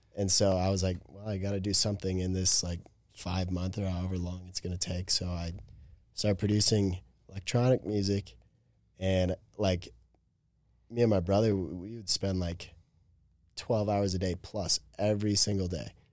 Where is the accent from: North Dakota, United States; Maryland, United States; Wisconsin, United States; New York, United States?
Wisconsin, United States; moved away as an adult; also born or lived in Chicago, Illinois; I was born in Chicago. I lived there for five, five and a half years and then moved north to Wisconsin. And then that's where I've lived until last June when I moved here